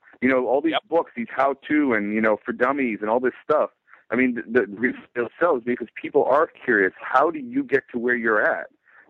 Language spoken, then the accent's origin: English; New York City, New York, United States; I'm a New Yorker and I took public transportation.